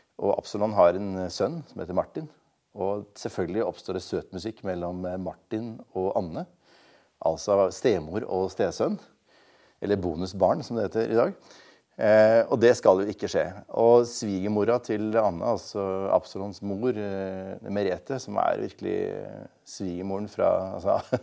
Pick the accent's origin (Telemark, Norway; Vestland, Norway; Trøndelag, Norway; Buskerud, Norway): Vestland, Norway; Bergen; jeg vokste jo opp i Bergen